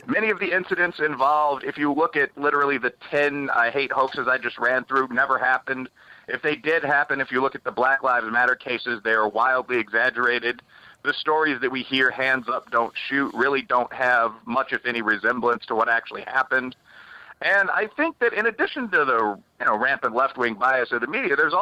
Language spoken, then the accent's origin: English; Chicago, Illinois, United States; moved away; I'm from the south side of Chicago. I'm from Bridgeport, which is a black and Irish-American neighborhood